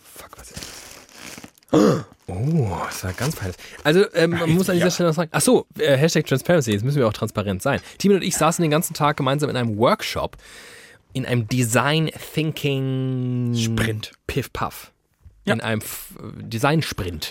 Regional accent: Frankfurt am Main, Hesse, Germany; geboren in Frankfurt am Main, inzwischen wohnhaft in Frankfurt am Main

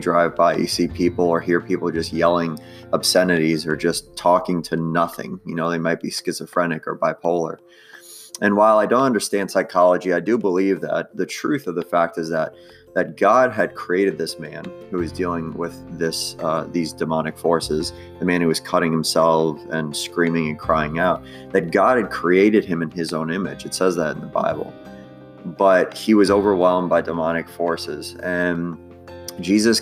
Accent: New York, United States; I'm from New York

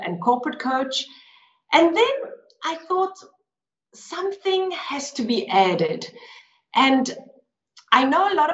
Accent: Johannesburg, Gauteng, South Africa; now in Lugano, Switzerland; I was born in Johannesburg, South Africa. But now I live in the beautiful town of Lugano in Switzerland.

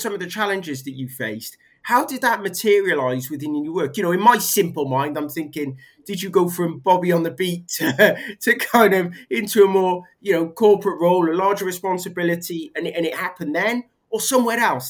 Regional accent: Barry, Wales, United Kingdom; also born or lived in Cardiff; I, am equally a, a, proud a proud Welshman, Cardiffian. Well, Barry

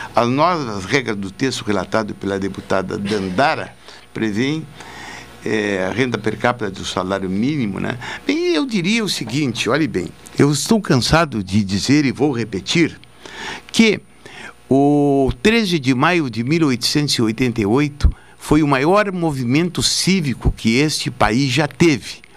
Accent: Jaguarão, Rio Grande do Sul, Brazil; now in Pelotas, Brazil; quando eu era guri em Jaguarão

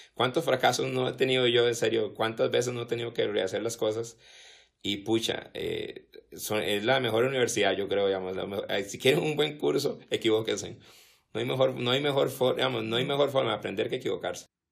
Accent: Costa Rica; como somos los ticos

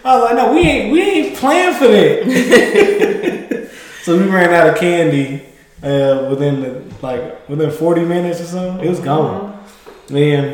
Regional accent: Mississippi, United States; now in Texas, United States; I came from Mississippi

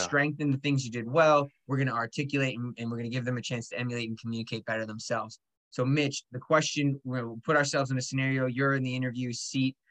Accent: Long Island, New York, United States; I was born on Long Island

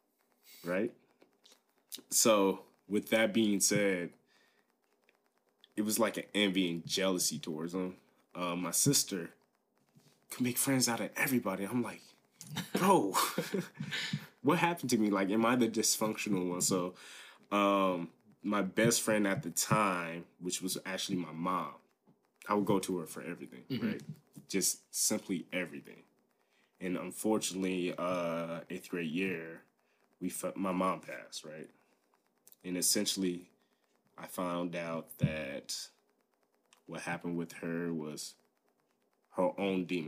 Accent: Liberty Township, Ohio, United States; also born or lived in Dayton, Ohio / Germany / Hamilton, Ohio; We grew up, like, just all together on a military base. Traveled around my first year of my life. We were in Germany, moved around. Eventually, we settled down around here in Liberty Township

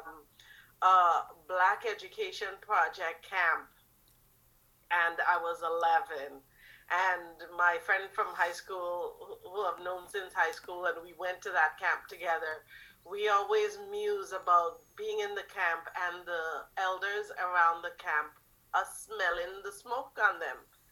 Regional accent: Trinidad & Tobago; moved away; also born or lived in Toronto; I was born in Trinidad

